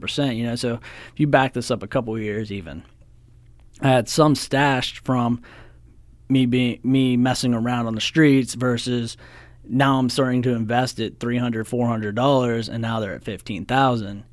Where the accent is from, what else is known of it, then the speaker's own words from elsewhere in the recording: Cresson, Pennsylvania, United States; I'm from Crescent. I graduated from Penn Cambry in two thousand six